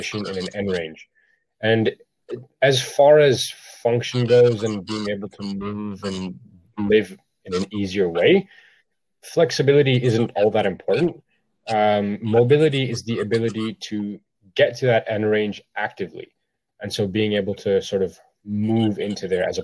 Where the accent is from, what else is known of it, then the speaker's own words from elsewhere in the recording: Ottawa, Ontario, Canada; I am from Ottawa